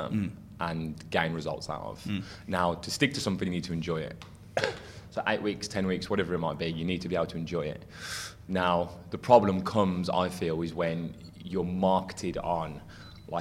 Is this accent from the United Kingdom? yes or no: yes; England, United Kingdom; as English people